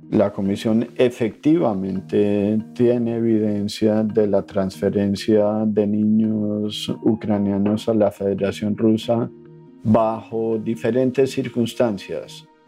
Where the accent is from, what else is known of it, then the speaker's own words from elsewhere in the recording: Colombia; soy colombiano. Nací en un país en conflicto